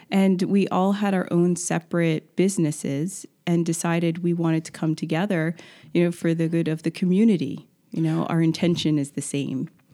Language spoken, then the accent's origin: English; Wilmington, Delaware, United States; also born or lived in San Francisco; now in Rehoboth Beach, United States; I am a Delaware girl, um, grew up in Wilmington, but always spent my summers here.